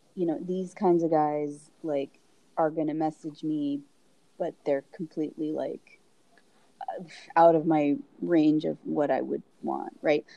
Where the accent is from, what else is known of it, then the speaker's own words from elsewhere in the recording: United States; I was born in America